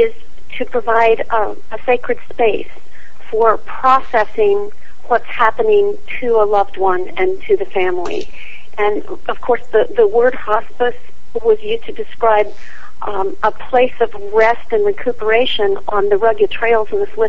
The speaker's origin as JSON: {"language": "English", "town": "Scottsdale", "region": "Arizona", "country": "United States", "tie": "born or raised there", "also_born_or_lived": "Dallas, Texas", "moved": "as an adult", "said": "I grew up in Scottsdale, Arizona"}